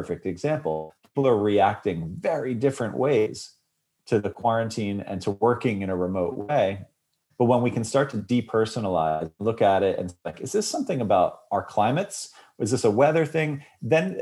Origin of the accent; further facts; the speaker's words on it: New York, United States; I was raised in New York